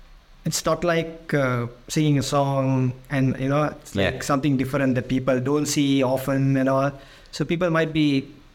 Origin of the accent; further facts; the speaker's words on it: Sri Lanka; moved away as an adult; now in Dublin, Ireland; Yeah, so I am originally from Sri Lanka, and the reason I came to Ireland